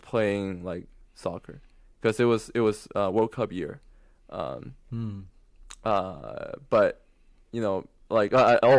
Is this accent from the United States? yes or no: no; China; moved away; I was from China